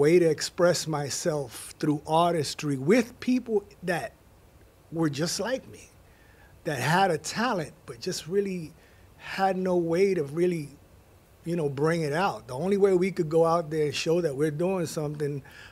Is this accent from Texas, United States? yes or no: no; New York City, New York, United States; I grew up in the Bronx. I'm from the Bronx